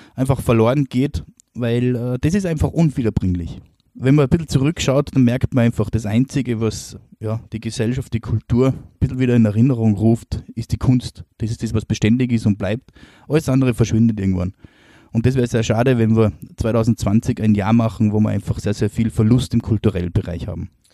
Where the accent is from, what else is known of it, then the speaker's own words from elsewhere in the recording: Austria; bei uns in Österreich